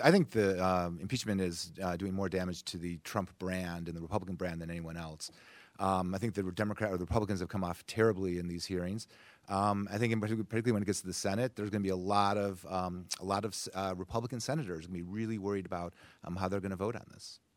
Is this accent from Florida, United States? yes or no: no; Grand Rapids, Michigan, United States; I am from Grand Rapids, Michigan, and Kent County is my